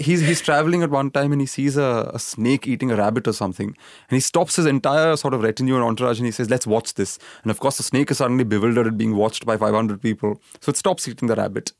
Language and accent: English; Pune, Maharashtra, India; also born or lived in Kerala; I grew up in Pune, which is you know in Maharashtra